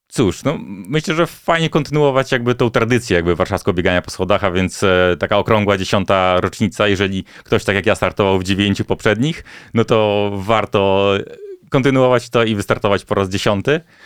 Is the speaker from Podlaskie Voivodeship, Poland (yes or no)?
yes; Bielsk Podlaski, Podlaskie Voivodeship, Poland; moved away; jeszcze wakacje spędzałem wtedy u siebie na Podlasiu, w Bielsko-Podlaski